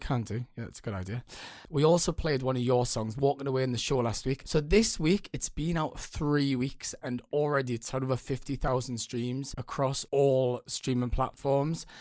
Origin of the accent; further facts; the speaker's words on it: Newcastle upon Tyne, North East England, United Kingdom; accent: northern; So, I'm from Newcastle, and sometimes the, the northern accent is a little bit misunderstood